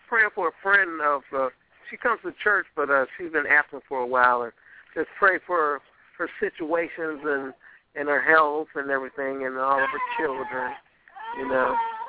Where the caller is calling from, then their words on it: St. Petersburg, Florida, United States; I'm calling from St. Petersburg, Florida.